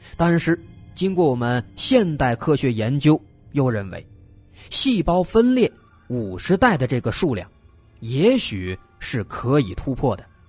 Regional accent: China; 我们中国人

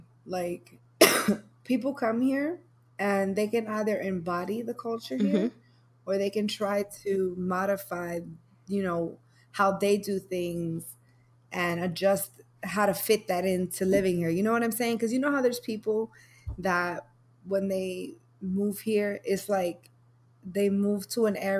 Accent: New York City, New York, United States; I'm from New York. And if you're from the Bronx and you went to school in Riverdale

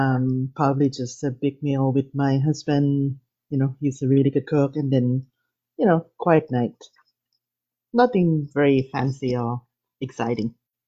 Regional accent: Thailand; English is a second language; Yeah, definitely. I mean, I guess my family particularly, you know, like I actually never swear in Thai, almost never.

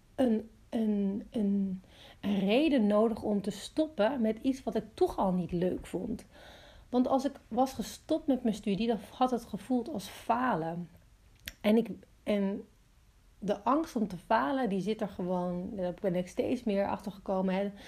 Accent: Amsterdam, North Holland, Netherlands; moved away as an adult; now in Watergang, Netherlands; ik ben dus opgegroeid in Amsterdam

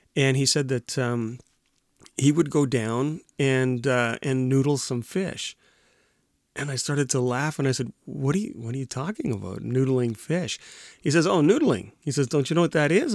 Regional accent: Winnipeg, Manitoba, Canada; From Winnipeg.

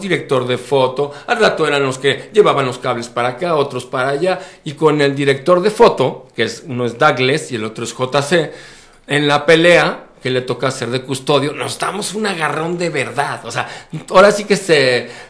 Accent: Mexico; Yo soy mexicano, vivo mexicano, sueño mexicano, que soy un mexicano

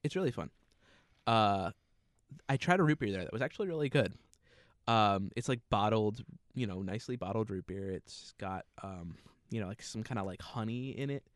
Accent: New Jersey, United States; we're from New Jersey

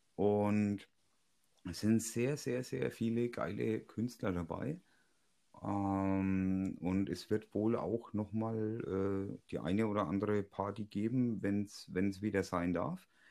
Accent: Franconia, Bavaria, Germany; bei uns in Franken

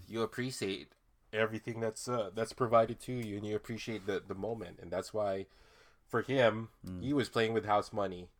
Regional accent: Philippines; as a Filipino uh, Filipino dude

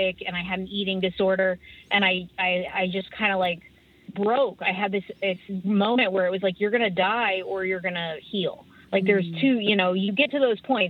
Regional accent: Humboldt County, California, United States; I live in Humboldt County. I'm from Humboldt County.

